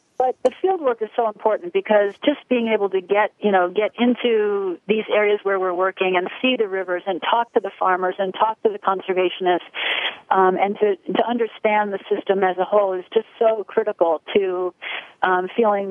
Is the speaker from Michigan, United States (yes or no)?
no; Long Island, New York, United States; I grew up on Long Island